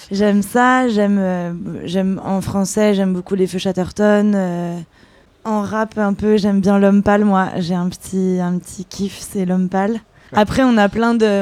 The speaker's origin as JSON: {"language": "French", "country": "France", "tie": "born or raised there", "said": "moi je suis née en France et, mon père était anglais de Londres"}